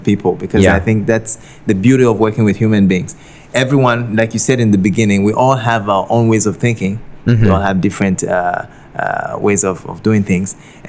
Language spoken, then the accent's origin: English; Togo; moved away as an adult; also born or lived in Guinea; now in Penang, Malaysia; I wasn't born in Togo. I was born in Guinea, but I'm from Togo. So... and I spent most of my life there, decided to come over to Asia for studies